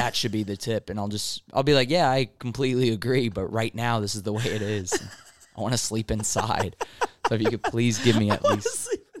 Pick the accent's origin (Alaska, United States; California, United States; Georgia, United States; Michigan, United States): California, United States; Anaheim; I'm from Orange County. I'm born in Anaheim.